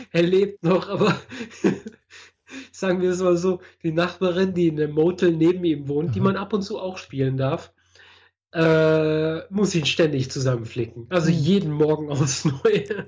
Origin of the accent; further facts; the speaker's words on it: Germany; now in Switzerland; bin aus Deutschland